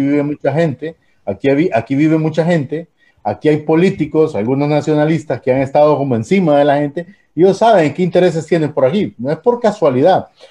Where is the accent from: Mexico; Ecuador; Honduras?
Honduras; Tegucigalpa, Francisco Morazán; yo me crié en Teus de niño